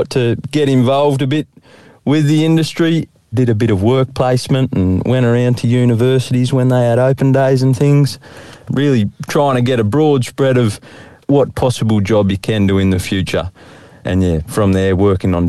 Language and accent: English; Benalla, Victoria, Australia; I grew up in Benalla there